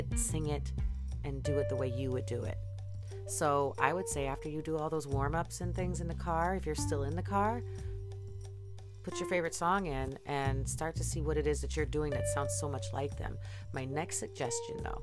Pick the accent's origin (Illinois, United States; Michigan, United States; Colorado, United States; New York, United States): Michigan, United States; now in Boston, United States; I'm from Michigan.